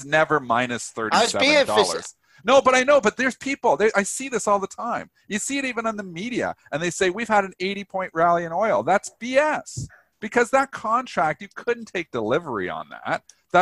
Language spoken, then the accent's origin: English; Canada; I am Canadian.